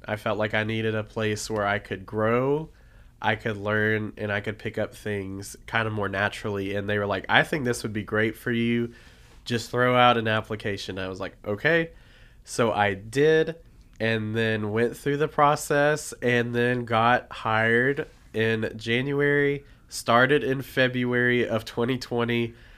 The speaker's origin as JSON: {"language": "English", "town": "Nashville", "region": "Tennessee", "country": "United States", "tie": "born or raised there", "moved": "as an adult", "said": "I am from Nashville, Tennessee originally, lived there for twenty-two years of my life"}